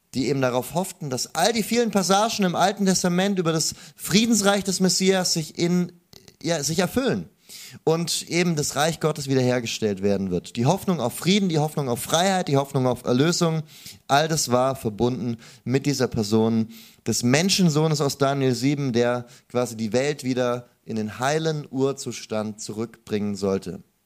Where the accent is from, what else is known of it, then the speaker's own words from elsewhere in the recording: Stuttgart, Baden-Württemberg, Germany; ich bin äh, aus Stuttgart, also gar nicht so weit weg